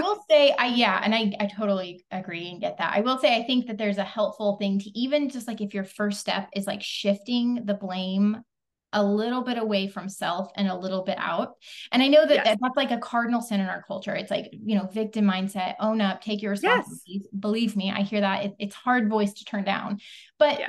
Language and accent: English; the Ozarks, United States; now in Texas, United States; I come from the Ozarks originally, I live in Texas now.